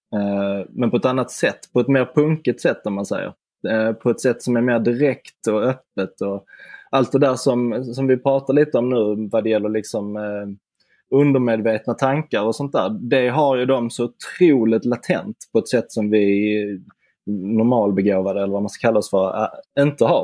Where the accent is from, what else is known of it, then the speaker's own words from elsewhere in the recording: Simrishamn, Skåne, Sweden; moved away; min gamla hemstad Simrishamn